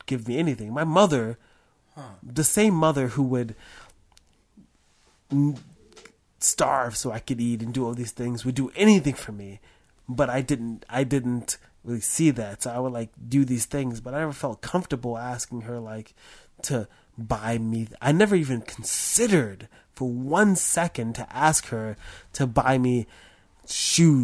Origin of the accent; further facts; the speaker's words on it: New York City, New York, United States; I grew up in Harlem